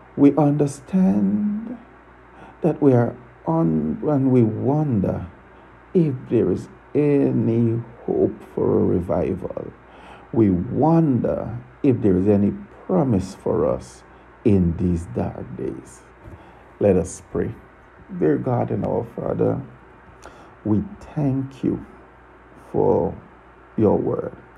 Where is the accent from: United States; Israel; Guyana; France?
Guyana; now in Tortola, British Virgin Islands; I was born in Guyana, South America. I now live and reside in Tortola, British Virgin Islands